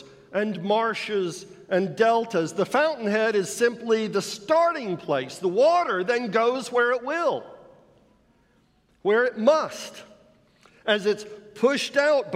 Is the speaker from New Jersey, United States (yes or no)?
no; Florida, United States; I grew up in Florida, where the limestone substrate is crisscrossed underneath with mighty underground rivers